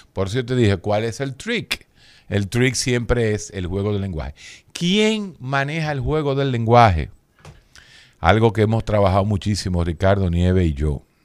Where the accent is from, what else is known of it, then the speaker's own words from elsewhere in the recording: Dominican Republic; uno como dominicano, latino